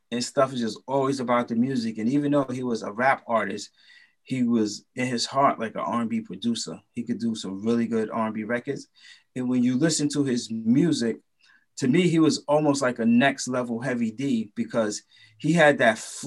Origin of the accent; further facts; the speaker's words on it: New York City, New York, United States; I grew up in East New York, Brooklyn